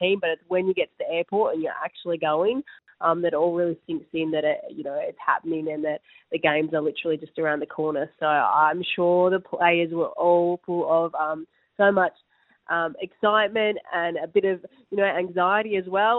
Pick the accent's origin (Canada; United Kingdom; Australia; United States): Australia; as Australian players